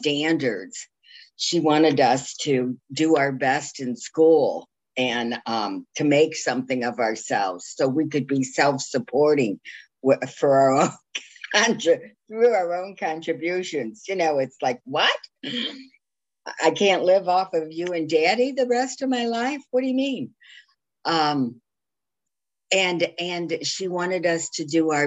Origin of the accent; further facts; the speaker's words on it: Toledo, Ohio, United States; now in Jacksonville Beach, United States; I grew up north in Ohio, far north in Ohio